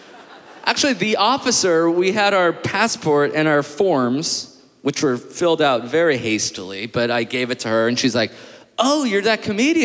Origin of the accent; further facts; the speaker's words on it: Los Angeles, California, United States; I'm from Los Angeles.